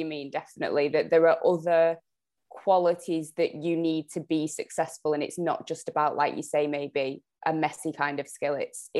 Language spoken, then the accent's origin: English; Jamaica; One signing that I personally, being Jamaican, I was buzzing to see Khadija Shaw had signed